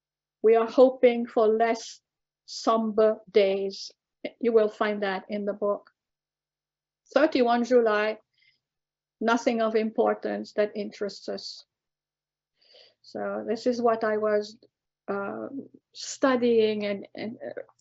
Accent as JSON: {"language": "English", "town": "Casablanca", "region": "Casablanca-Settat", "country": "Morocco", "tie": "born or raised there", "said": "I was born in 47 and my brother was born in 49 in Casablanca, as British citizens"}